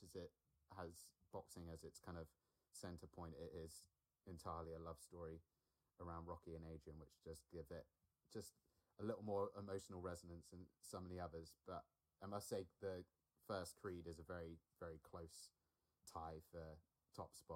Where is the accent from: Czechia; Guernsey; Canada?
Guernsey; Alderney; I grew up on an island in the Channel Islands. I grew up on Alderney.